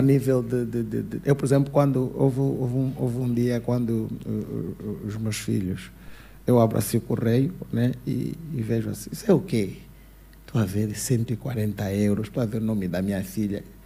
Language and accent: Portuguese; Luanda, Luanda Province, Angola; moved away as an adult; also born or lived in Portugal; eu nasci no Cazenga, uhum. cresci numa casa de pau a pique, yeah. depois saí do Cazenga